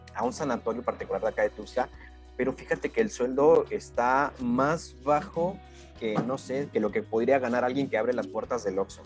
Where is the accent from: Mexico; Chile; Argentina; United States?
Mexico; así somos los mexicanos